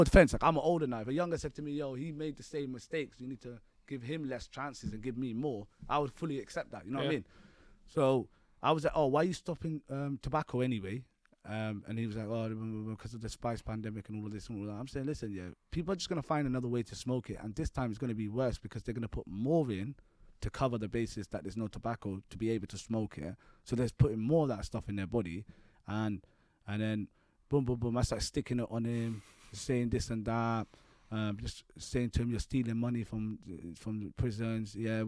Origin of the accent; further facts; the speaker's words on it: London, United Kingdom; if I would have said I'm from London, I would have had to state where I'm from